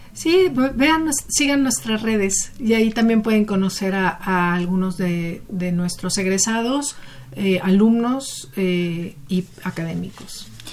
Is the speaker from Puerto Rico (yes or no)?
no; Sonora, Mexico; moved away as an adult; also born or lived in Mexico City; yo soy de Sonora, yo estudié la preparatoria allá